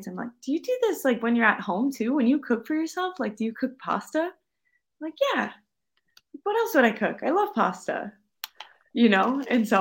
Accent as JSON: {"language": "English", "region": "Minnesota", "country": "United States", "tie": "born or raised there", "accent": "American", "moved": "as an adult", "lives_now": "Parma, Italy", "said": "growing up in Minnesota, we're close to Canada"}